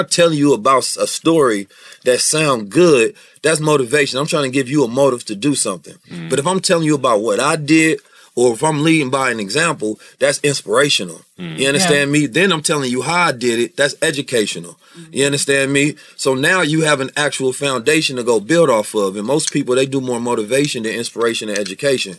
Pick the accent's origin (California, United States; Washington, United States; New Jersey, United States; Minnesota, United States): California, United States; Oakland; also born or lived in St. Louis, Missouri; I grew up, and I was born in St. Louis, moved to Oakland when I was 2